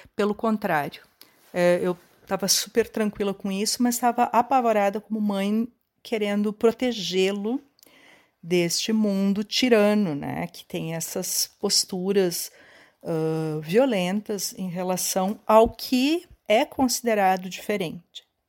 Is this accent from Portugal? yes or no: no; Caxias do Sul, Rio Grande do Sul, Brazil; sou de Caxias do Sul